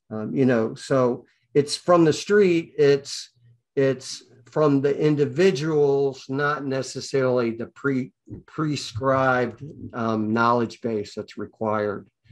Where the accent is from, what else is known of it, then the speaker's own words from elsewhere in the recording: Atlanta, Georgia, United States; I'm from Atlanta